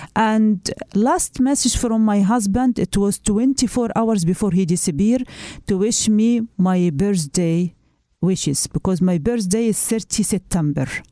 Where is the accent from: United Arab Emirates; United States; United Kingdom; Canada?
United Arab Emirates; moved away as an adult; I grew up in United Arab Emirates and my family is there